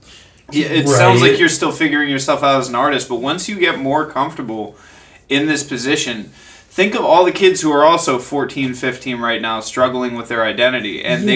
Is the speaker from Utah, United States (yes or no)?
no; Southwest Florida, United States; moved away; I'm originally from... Really? Yeah, like, Southwest Florida.